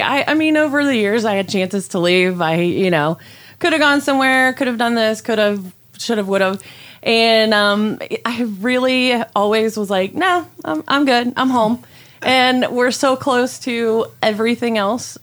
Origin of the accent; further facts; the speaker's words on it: Gomer, Ohio, United States; I grew up in Gomer, Ohio, just right outside of Lima, of course. So I'm a Lima girl.